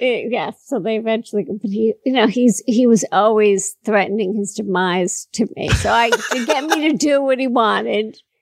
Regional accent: Washington, District of Columbia, United States; I was born in Washington, Washington D.C.

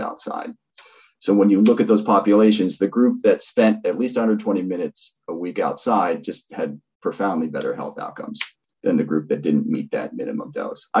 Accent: Seattle, Washington, United States; I grew up in Seattle when it's dark all winter.

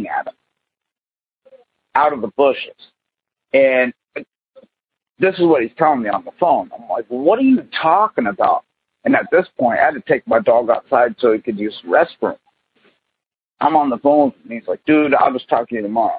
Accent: New Philadelphia, Ohio, United States; The name of my town is New Philadelphia, Ohio, but it is a small town.

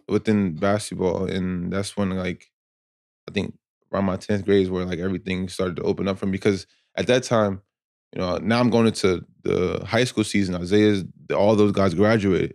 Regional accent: Asbury Park, New Jersey, United States; I'm from Asbury Park, New Jersey

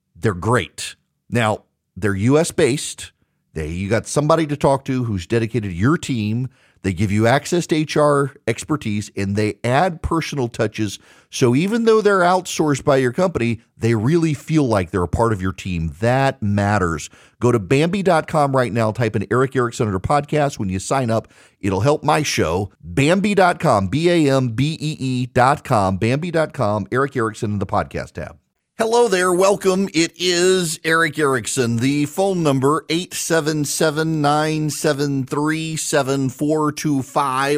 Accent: Louisiana, United States; moved away; in my home state

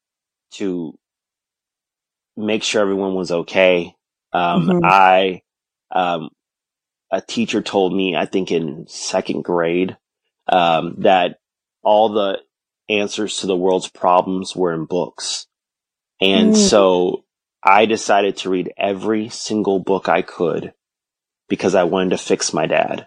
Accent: Houston, Texas, United States; now in Austin, United States; I grew up in Houston

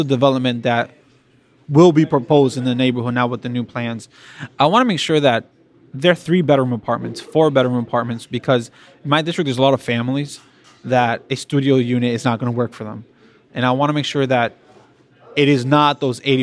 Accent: Boston, Massachusetts, United States; born and raised here in Boston. My parents are from the Dominican Republic originally, and I was raised in Charlestown, Boston

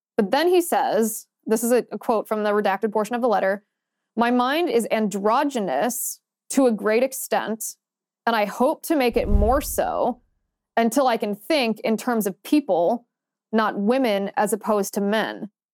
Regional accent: Ohio, United States; moved away; I grew up in the Midwest

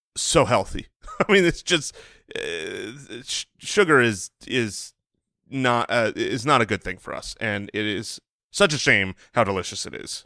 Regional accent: United States; as an American who has eaten plenty of bread

